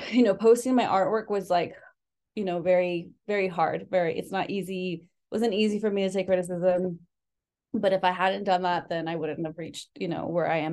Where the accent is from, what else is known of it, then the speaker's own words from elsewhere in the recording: San Luis Obispo, California, United States; also born or lived in Mexico City, Mexico; I grew up in San Luis Obispo, California